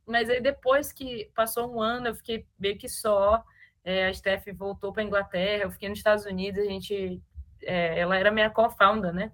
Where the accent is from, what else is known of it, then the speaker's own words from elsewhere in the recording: Maranhão, Brazil; a gente é do Maranhão